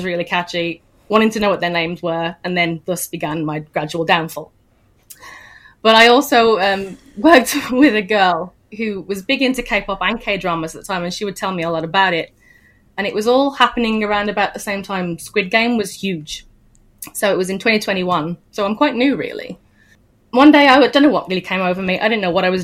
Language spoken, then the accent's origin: English; Birmingham, West Midlands, United Kingdom; I'm from the Midlands, Birmingham area of the UK.